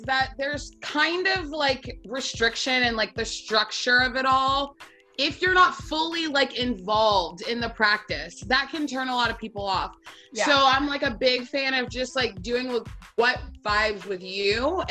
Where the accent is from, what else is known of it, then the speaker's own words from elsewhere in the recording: Atlanta, Georgia, United States; also born or lived in Knoxville, Tennessee; I am originally from Atlanta, Georgia